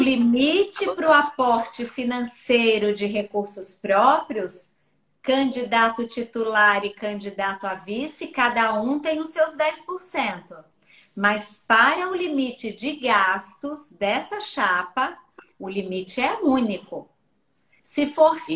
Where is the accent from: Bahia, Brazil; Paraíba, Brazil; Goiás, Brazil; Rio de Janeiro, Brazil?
Bahia, Brazil; moved away; eu sou baiana